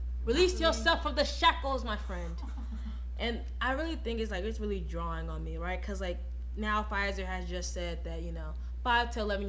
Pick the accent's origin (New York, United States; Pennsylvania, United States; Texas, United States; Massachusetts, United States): Texas, United States; moved away; also born or lived in Oklahoma; We're both from Texas.